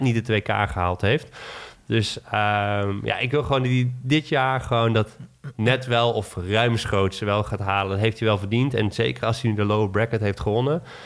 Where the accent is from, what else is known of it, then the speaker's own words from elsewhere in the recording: Netherlands; als Nederlander